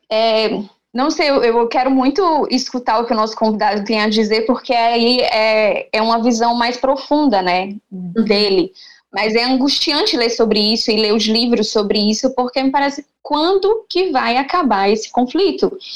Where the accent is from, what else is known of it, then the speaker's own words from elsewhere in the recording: Aracaju, Sergipe, Brazil; Eu sou sergipana, sou de Aracaju